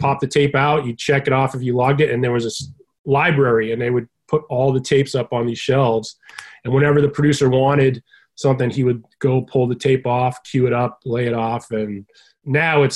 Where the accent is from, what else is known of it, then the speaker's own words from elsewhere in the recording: Boston, Massachusetts, United States; I grew up in Boston